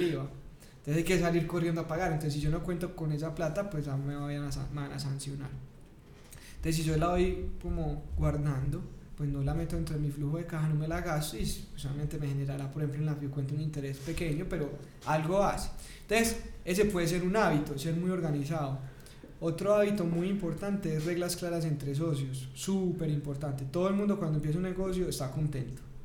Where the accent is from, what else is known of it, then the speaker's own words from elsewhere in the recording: Paisa, Antioquia, Colombia; also born or lived in Bogotá; como buen paisa, primíparo